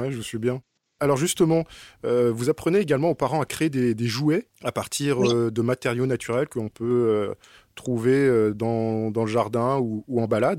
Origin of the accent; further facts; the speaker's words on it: Drôme, Auvergne-Rhône-Alpes, France; moved away; je suis dromois